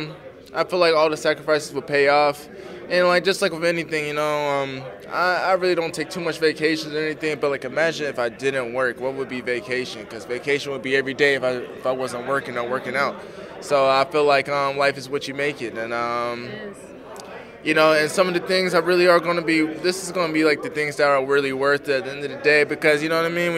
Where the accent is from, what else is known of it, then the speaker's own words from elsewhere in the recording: the South, United States; I'm from the South